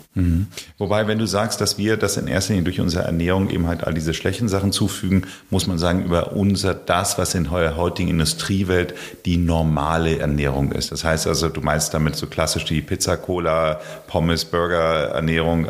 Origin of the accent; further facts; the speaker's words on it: Hamburg, Germany; Ich wollte damals als Hamburger